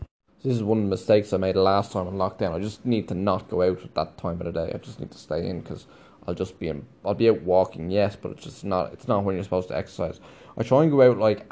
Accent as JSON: {"language": "English", "country": "Ireland", "moved": "yes", "said": "we're conditioned as Irish people"}